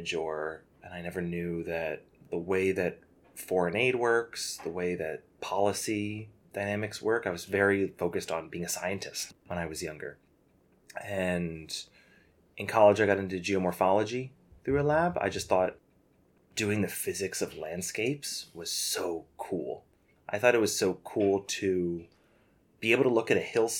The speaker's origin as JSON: {"language": "English", "country": "United States", "said": "as an American"}